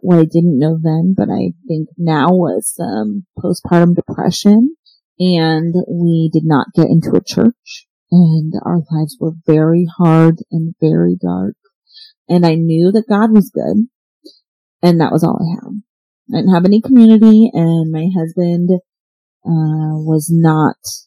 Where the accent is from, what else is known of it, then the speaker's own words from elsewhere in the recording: Orange County, California, United States; I grew up in Orange County, California